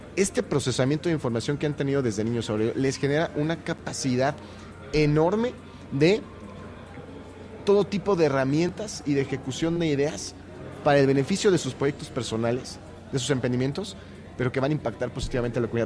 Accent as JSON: {"language": "Spanish", "region": "Querétaro", "country": "Mexico", "said": "el ser queretano"}